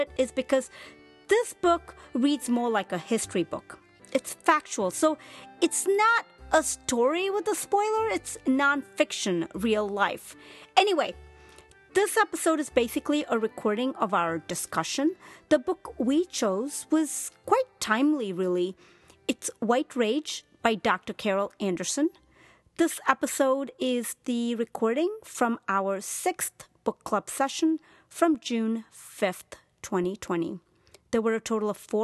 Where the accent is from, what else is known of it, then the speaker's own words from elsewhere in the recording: Chennai, Tamil Nadu, India; I'm a brown woman, and I was born in Chennai, India.